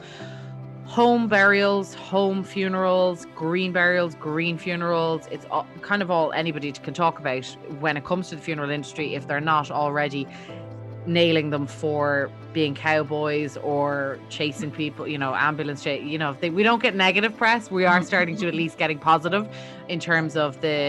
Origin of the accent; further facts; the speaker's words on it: Ireland; now in United States; my home country of Ireland